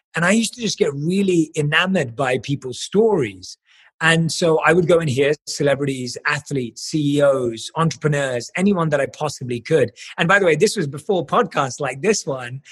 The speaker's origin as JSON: {"language": "English", "region": "London", "country": "United Kingdom", "tie": "born or raised there", "said": "I was born and raised in London"}